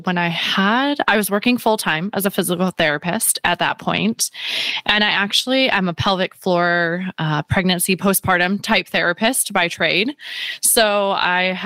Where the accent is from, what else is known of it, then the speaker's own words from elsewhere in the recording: Chicago, Illinois, United States; moved away as an adult; now in San Diego, United States; I'm originally from Chicago. We're living now in San Diego with the military